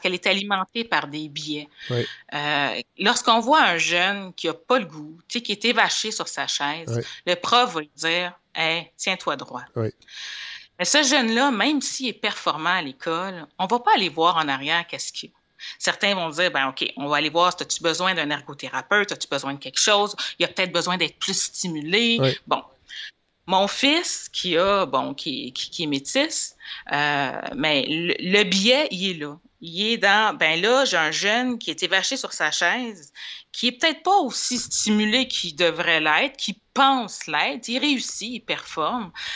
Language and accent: French; Montreal, Quebec, Canada; also born or lived in Laval; je suis née à Saint-Michel, un quartier qu'on connaît